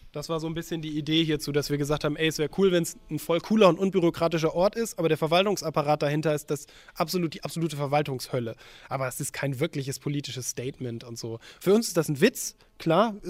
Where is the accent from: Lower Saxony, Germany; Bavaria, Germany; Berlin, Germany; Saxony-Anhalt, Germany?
Lower Saxony, Germany; moved away as an adult; also born or lived in Hamburg; Also ich komme auch aus Niedersachsen